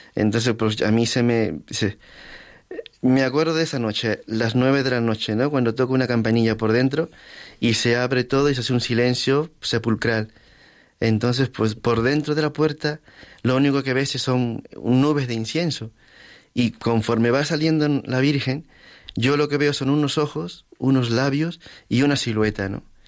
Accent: Lima, Peru; moved away as an adult; now in Madrid, Spain; en Lima, en mi ciudad

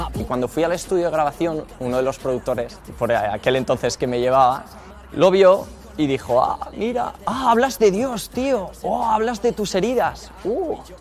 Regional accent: Madrid, Community of Madrid, Spain; soy de Madrid y me dedico pues, a evangelizar

